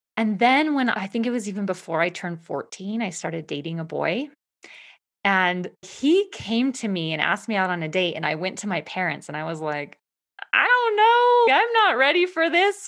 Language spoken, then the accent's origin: English; Eastern Washington State, United States; I grew up in Eastern Washington State